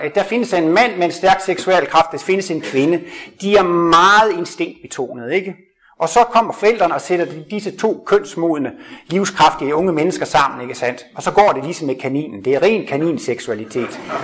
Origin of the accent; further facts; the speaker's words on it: Jutland, Denmark; Jeg kommer fra Jylland af